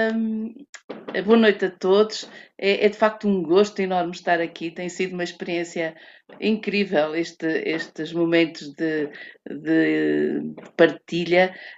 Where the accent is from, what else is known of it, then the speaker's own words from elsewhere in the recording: Portugal; sou branca, sou portuguesa